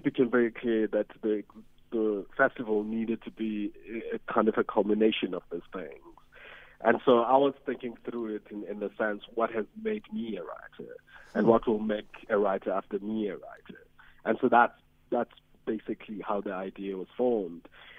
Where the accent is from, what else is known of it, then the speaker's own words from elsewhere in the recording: South Africa; first language Xhosa; English is a second language; I mean, my first language is Xhosa, and I write in English.